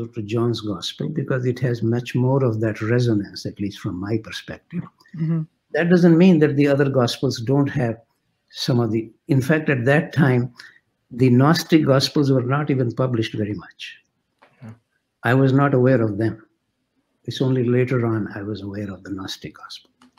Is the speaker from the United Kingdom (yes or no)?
no; India; moved away as an adult; now in Canada; I was coming from India.